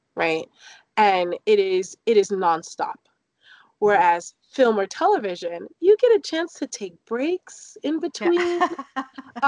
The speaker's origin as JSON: {"language": "English", "region": "London", "country": "United Kingdom", "tie": "born or raised there", "also_born_or_lived": "Newark, New Jersey", "moved": "yes", "lives_now": "Washington, United States", "said": "I grew up in London, right outside of central London, actually in Clapham."}